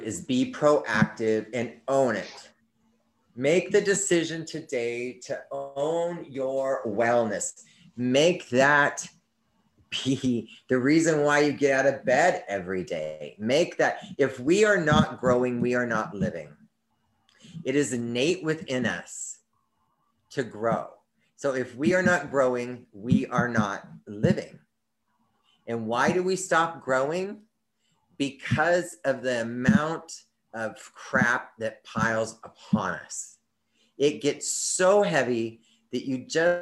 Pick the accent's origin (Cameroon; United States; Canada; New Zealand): United States; we, as the American people